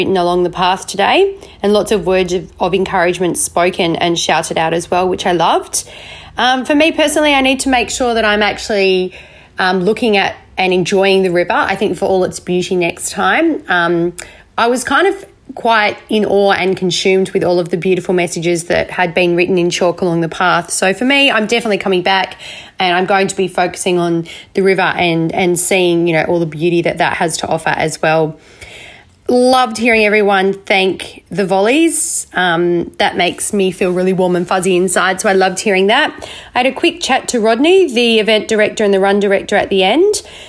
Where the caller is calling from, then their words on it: Western Australia, Australia; I'm an avid parkrun adventurer, and I'm recording from Western Australia.